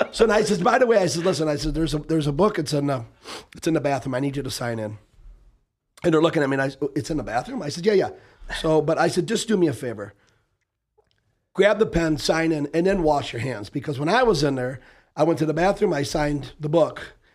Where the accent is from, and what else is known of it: Detroit, Michigan, United States; born or raised there